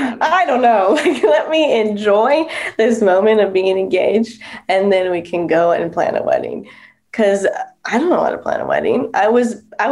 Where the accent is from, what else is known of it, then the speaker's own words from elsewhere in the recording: California, United States; we were born and raised in California